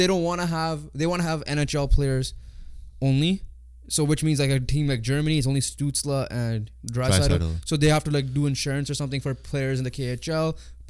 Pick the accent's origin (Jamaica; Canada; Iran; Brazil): Canada; as a Canadian